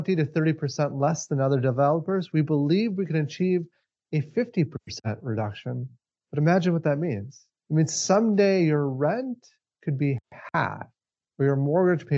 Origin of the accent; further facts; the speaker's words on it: Minneapolis–Saint Paul, Minnesota, United States; We're from Minnesota, specifically the Twin Cities